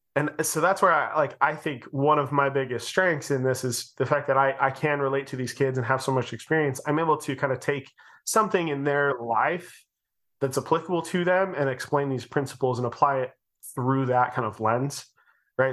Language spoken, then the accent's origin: English; Utah, United States; we're from Utah and everyone lived around each other.